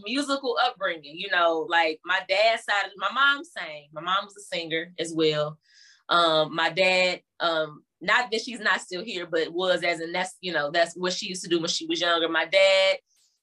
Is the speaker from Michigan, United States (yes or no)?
no; University City, Missouri, United States; also born or lived in Berkeley, Missouri; we moved to University City, and that's kind of where I spent a nice chunk of my younger years, childhood years